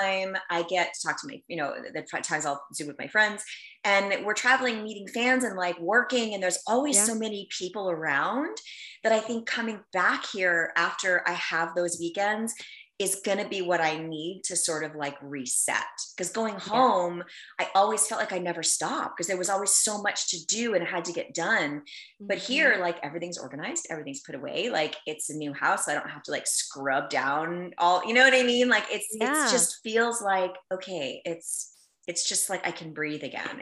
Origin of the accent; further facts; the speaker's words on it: New York, United States; moved away; I'm from New York